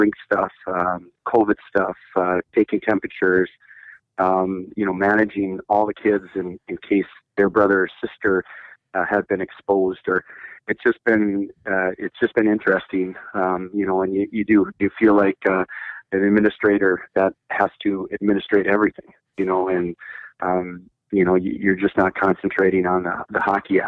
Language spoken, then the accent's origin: English; International Falls, Minnesota, United States; I grew up in International Falls in the 70s, and I graduated in 1985